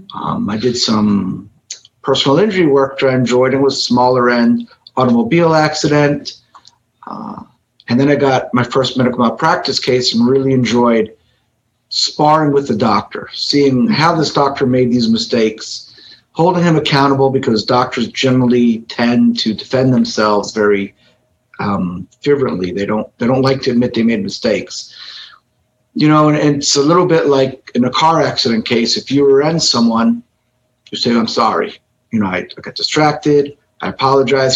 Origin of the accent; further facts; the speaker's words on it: Miami, Florida, United States; I am kid from Miami, local. I practice in Miami, Florida.